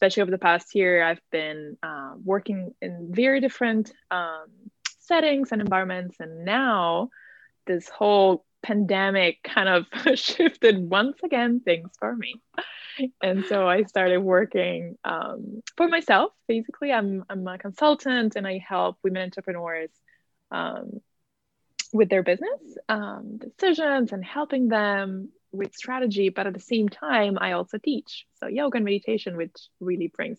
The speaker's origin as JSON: {"language": "English", "country": "Italy", "tie": "born or raised there", "moved": "as an adult", "lives_now": "New Haven, United States", "said": "I am originally from Italy. So I was born and raised in Italy."}